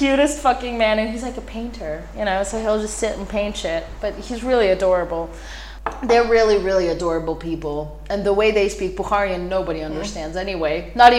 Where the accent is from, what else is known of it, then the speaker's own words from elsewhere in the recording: Israel; born there; English is a second language; And Hebrew because I was born in Israel.